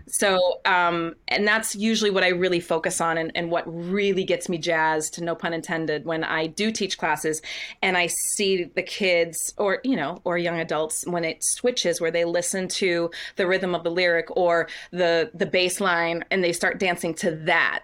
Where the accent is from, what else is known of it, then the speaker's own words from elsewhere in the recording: Windham, Maine, United States; moved away; also born or lived in Scarborough, Maine; I grew up in Wyndham, Maine